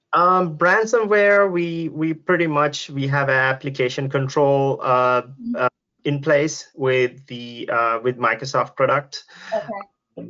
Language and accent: English; Sri Lanka; now in United States; I'm actually originally from Sri Lanka. Uh, now I'm living in US